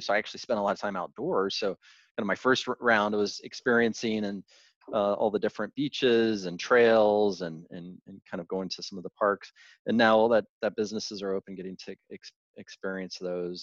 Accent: Arkansas, United States; born or raised there; also born or lived in Hollywood, Florida / Santa Monica; now in Santa Barbara, United States

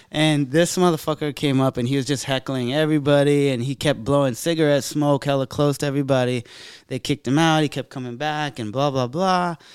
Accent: San Jose, California, United States; we're both from San Jose

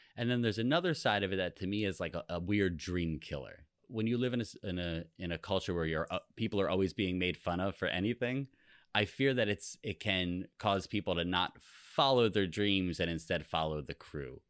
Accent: East Coast of New Jersey, United States; we grew up on the on the East Coast of New Jersey

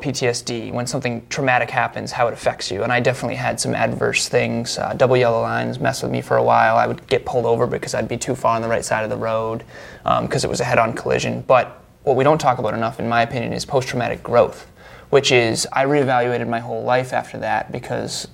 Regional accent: Uxbridge, Massachusetts, United States; Uxbridge, Massachusetts

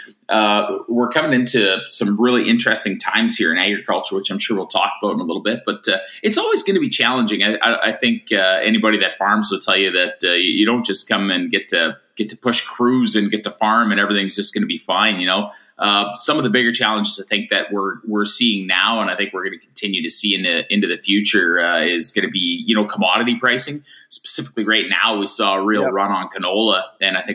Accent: Tufnell, Saskatchewan, Canada; also born or lived in Maple Creek, Saskatchewan; I'm from, a tiny little town called Tufnell, Saskatchewan, where I grew up. I was born in Maple Creek

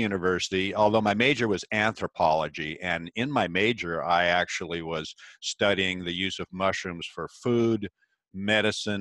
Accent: Pacific Northwest, United States; I was born and raised in the Pacific Northwest, an area that is evergreen.

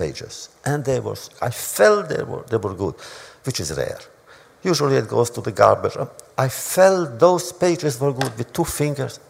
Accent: Romania; also born or lived in New York, United States; now in United States; in my hometown, which was Hungary, Romania

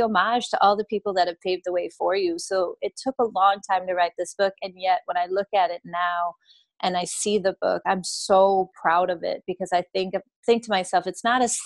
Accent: Denmark; now in United States; I grew up in Denmark, and in Denmark, our reading instruction was quite different than the one here in the U.S.

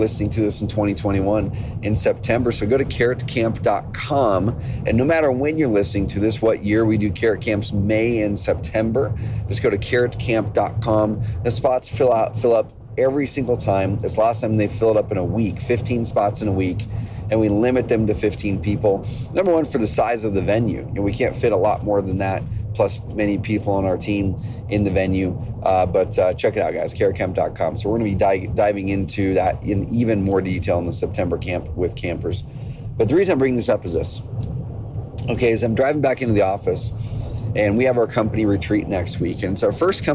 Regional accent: Oregon, United States; growing up in Oregon, we have a lot of farms, ranches, a lot of those things around the area already

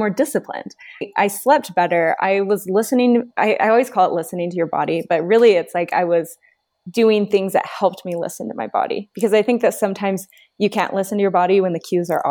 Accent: Southern California, United States; moved away as an adult; also born or lived in Utah; I'm from Southern California

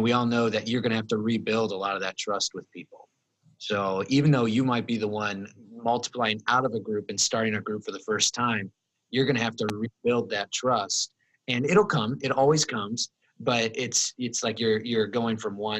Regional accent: Plymouth, Indiana, United States; moved away; my hometown of Plymouth, Indiana

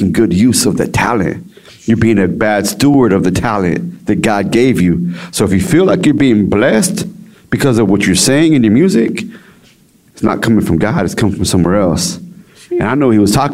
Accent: Dallas-Fort Worth area, Texas, United States; I'm from Texas, Dallas-Fort Worth area. You know, so I live in a little area called Everman Forest Hill. It's kind of like the hood, right? And so that's where I'm from.

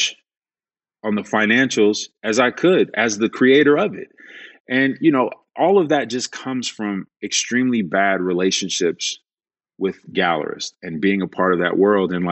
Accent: Chicago, Illinois, United States; I come from Chicago. Like I don't come from a lot.

